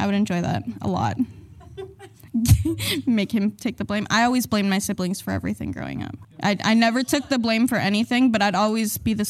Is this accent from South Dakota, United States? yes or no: yes; South Dakota, United States; I'm from South Dakota.